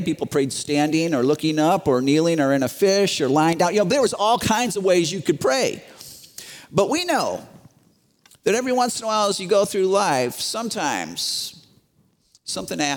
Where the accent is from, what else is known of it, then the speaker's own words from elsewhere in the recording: Chicago, Illinois, United States; I grew up in Chicago, very, very, very, very Roman Catholic area